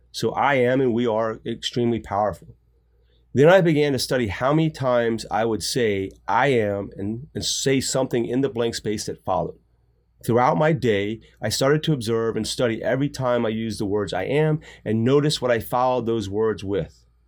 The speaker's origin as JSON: {"language": "English", "country": "United States", "said": "us as Americans"}